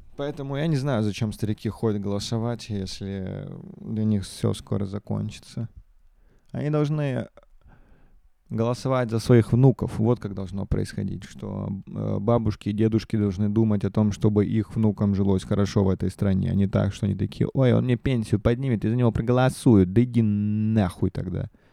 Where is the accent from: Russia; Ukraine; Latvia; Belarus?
Russia